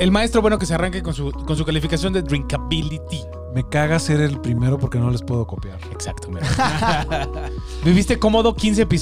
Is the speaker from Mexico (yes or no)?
yes; Mexico; al menos siendo mexicano